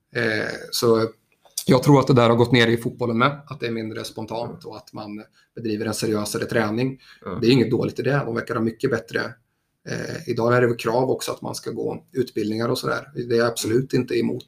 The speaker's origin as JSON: {"language": "Swedish", "town": "Motala", "region": "Östergötland", "country": "Sweden", "tie": "born or raised there", "also_born_or_lived": "Gothenburg", "moved": "yes", "said": "Jag kommer från Motala"}